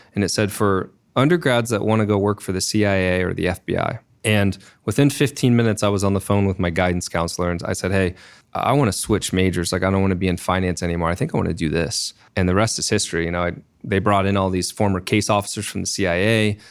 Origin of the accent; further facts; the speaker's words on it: Dayton, Ohio, United States; now in Columbus, United States; I was born in Dayton and ended up doing a undergrad at Ohio State